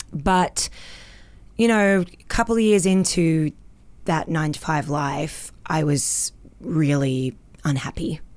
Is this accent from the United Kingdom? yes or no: no; Australia; accent: Australian; moved away as an adult; now in Canada; I'm Australian